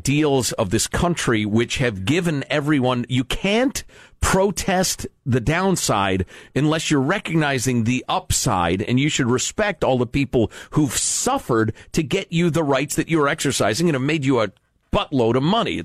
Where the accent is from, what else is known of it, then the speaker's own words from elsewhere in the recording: Chicago, Illinois, United States; I am from Chicago, not Louisiana